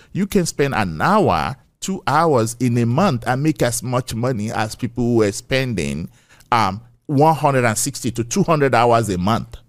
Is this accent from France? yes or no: no; Ekiti, Nigeria; moved away as an adult; now in United States; I was raised in Nigeria, right? I'm a Yoruba boy